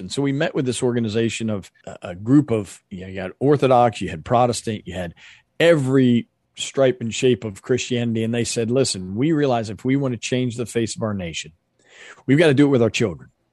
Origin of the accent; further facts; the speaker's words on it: United States; We as Americans